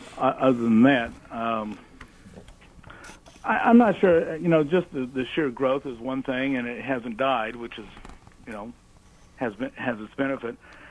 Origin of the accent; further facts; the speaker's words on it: Bloomington, Indiana, United States; Yeah, I grew up in Bloomington, starting back in the 50s.